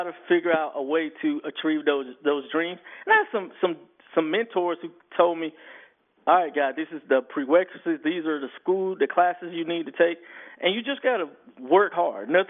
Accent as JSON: {"language": "English", "town": "Fort Valley", "region": "Georgia", "country": "United States", "tie": "born or raised there", "said": "I grew up in Fort Valley, Georgia."}